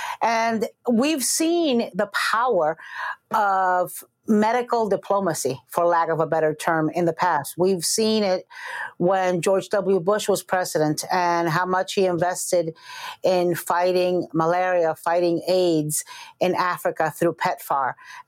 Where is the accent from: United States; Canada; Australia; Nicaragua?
Nicaragua; I was born in Nicaragua.